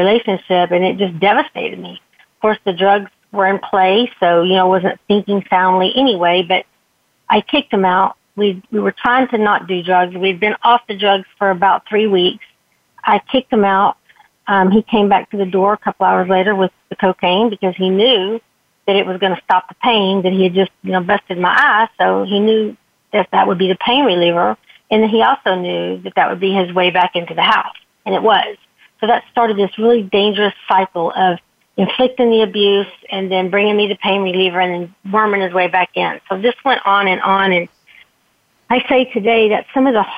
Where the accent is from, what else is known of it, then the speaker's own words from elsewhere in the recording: Texas, United States; I grew up in the Texas beauty pageant system